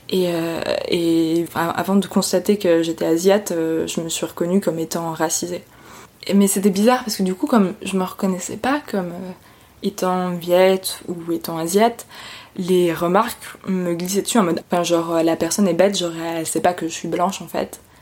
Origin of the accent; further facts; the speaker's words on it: Haute-Savoie, Auvergne-Rhône-Alpes, France; Je suis née en Haute-Savoie